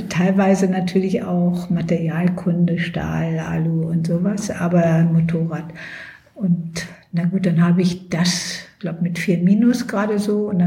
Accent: Lower Saxony, Germany; now in Berlin, Germany; Ich war ja, ich bin in Niedersachsen aufgewachsen.

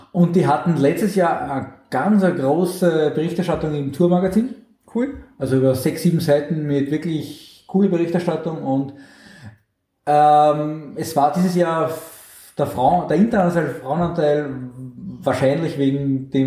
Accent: St. Pölten, Lower Austria, Austria; Also in meiner in meiner Heimatstadt, wo ich herkomme, gibt es seit Jahren

